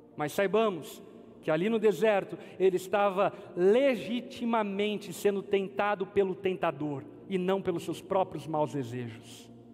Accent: Brazil; nossa como brasileiros

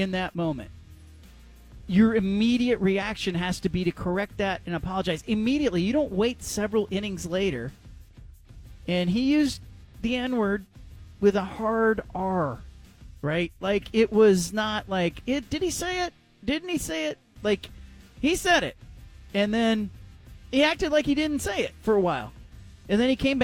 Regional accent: Gilroy, California, United States; moved away as an adult; also born or lived in Indiana / Tallahassee, Florida; now in Portland, United States; my hometown, Gilroy, California.

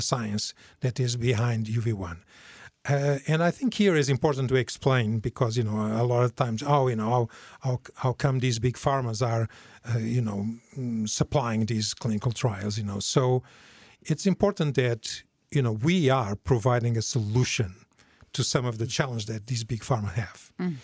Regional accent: Portugal; moved away as an adult; also born or lived in New York / Sweden; now in Norway; I'm originally from Portugal, although I left uh, many, many, many years ago

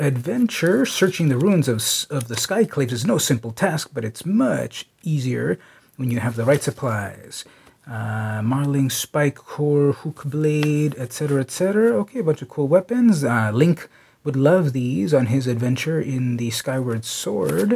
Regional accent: San Diego, California, United States; San Diego, my hometown

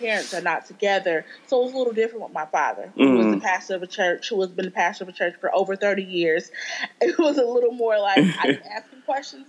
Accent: Akron, Ohio, United States; now in Charlotte, United States; Okay, I am from Ohio, Akron, Ohio. I currently live in Charlotte, North Carolina. I've been in Charlotte since like 2004.

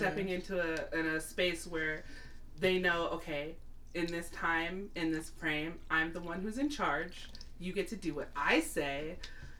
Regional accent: United States; my experience as an American

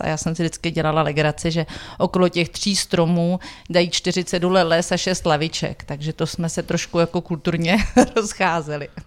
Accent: Jihlava, Vysočina Region, Czechia; Já jsem holka z Vysočiny. Su holka z Vysočiny.

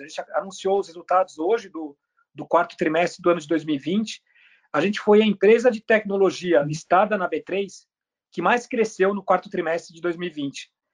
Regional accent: Brazil; also born or lived in Germany; Eu nasci na Alemanha. É, meu pai, ele é chileno, alemão, e minha mãe é da República Dominicana. É, mas quando eu tinha um ano de idade, a minha família mudou para o Brasil e eu cresci no Brasil.

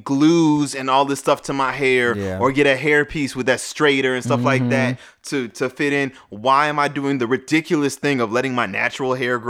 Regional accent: New Orleans, Louisiana, United States; moved away; growing up in New Orleans, ironically, I was called ….

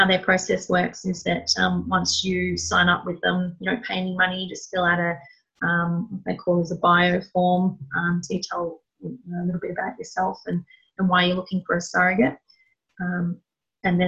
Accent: Melbourne, Victoria, Australia; I'm from Melbourne

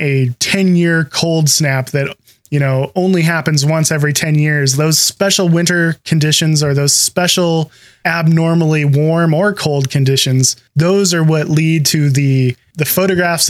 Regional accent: Pacific Northwest, United States; you can kind of hear by the way we're talking that we're from the Pacific Northwest

